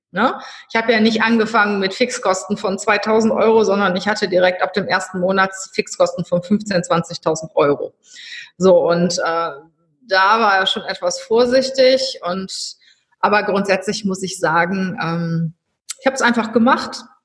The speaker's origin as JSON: {"language": "German", "region": "North Rhine-Westphalia", "country": "Germany", "lives_now": "Cologne, Germany", "said": "als Rheinländer ins Schwabenland zu gehen"}